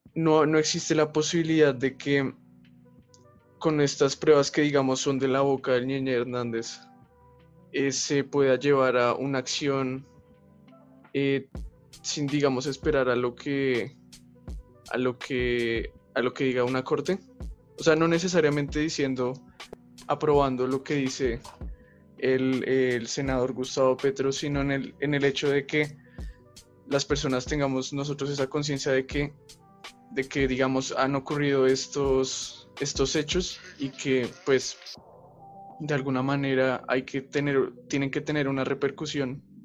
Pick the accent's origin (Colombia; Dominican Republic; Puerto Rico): Colombia; uno como colombiano